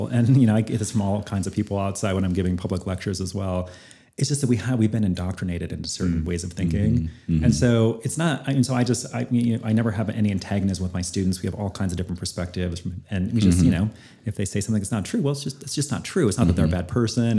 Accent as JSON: {"language": "English", "region": "Northern Idaho", "country": "United States", "tie": "born or raised there", "said": "I grew up in Northern Idaho, very conservative"}